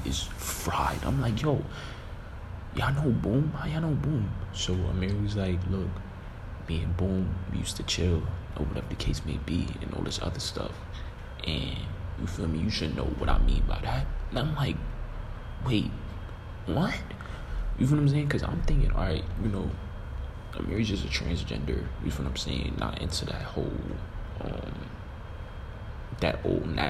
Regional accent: New York City, New York, United States; I'm from Canarsie

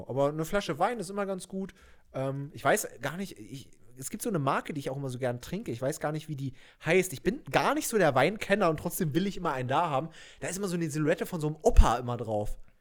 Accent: Doberschau, Saxony, Germany; bei mir in Doberschau, wo ich aufgewachsen bin

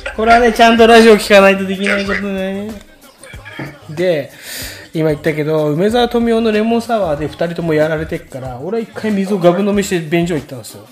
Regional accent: Tokyo, Japan; 俺ら東京の人だからさ

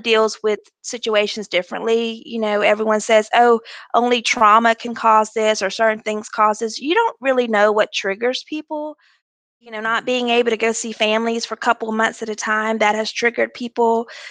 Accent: Mobile, Alabama, United States; I am from Mobile, Alabama, and I have been with Airbus for two years.

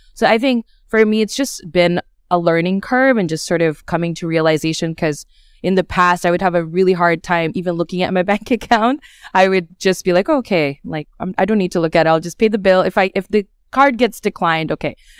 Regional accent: Australia; also born or lived in Bangladesh / United States; now in Scotland, United Kingdom; I grew up in Australia and I lived in the United States and a few other countries in between

